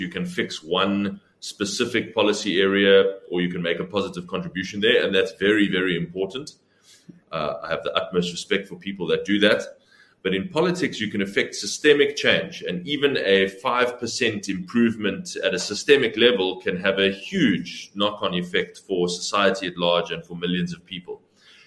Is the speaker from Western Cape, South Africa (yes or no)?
yes; Cape Town, Western Cape, South Africa; also born or lived in Plettenberg Bay, Southern Cape; I'm originally from Plett in the Southern Cape. Moved to Cape Town as a young boy and have lived here ever since.